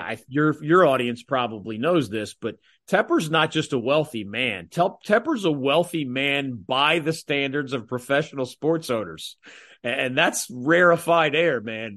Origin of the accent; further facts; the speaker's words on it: Philadelphia, Pennsylvania, United States; now in North Carolina, United States; my hometown team originally